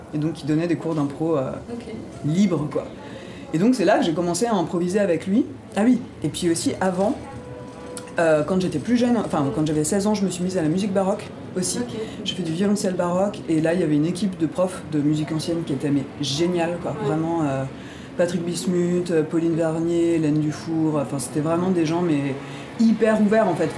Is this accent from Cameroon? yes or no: no; Ardennes, Grand Est, France; moi je suis originaire des Ardennes